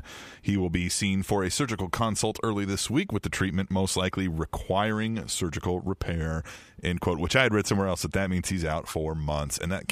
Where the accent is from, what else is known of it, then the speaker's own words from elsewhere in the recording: United States; We're so American.